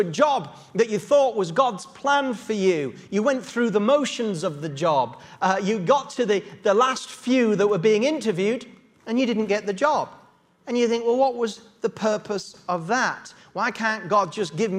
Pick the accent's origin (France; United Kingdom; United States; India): United Kingdom; Yorkshire Dales, Yorkshire and the Humber; now in London, United Kingdom; I was brought up in the Yorkshire Dales, and for many years as a young Yorkshire boy